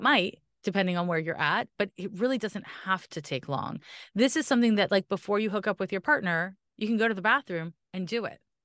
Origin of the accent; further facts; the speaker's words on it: Canada; I'm Canadian